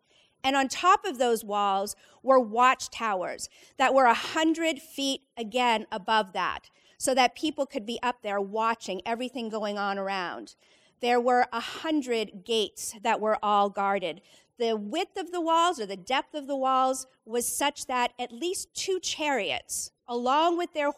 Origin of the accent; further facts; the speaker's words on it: Leominster, Massachusetts, United States; I was probably midway through high school growing up in Central Mass in Leominster.